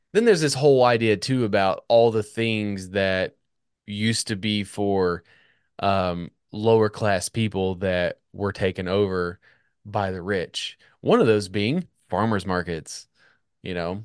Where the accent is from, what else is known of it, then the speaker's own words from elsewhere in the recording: United States; as an American